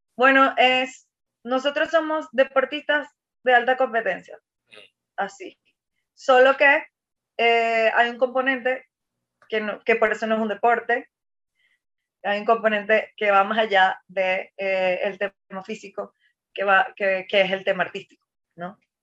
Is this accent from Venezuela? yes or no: yes; Maracaibo, Zulia, Venezuela; yo que vengo del interior, que yo, o sea, que soy de Maracaibo, que además es eh, un, o sea, Zulia es un estado